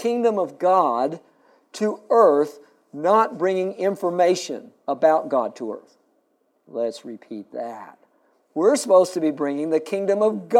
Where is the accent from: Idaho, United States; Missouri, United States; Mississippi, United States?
Missouri, United States; Springfield; now in San Antonio, United States; I grew up in Springfield, Missouri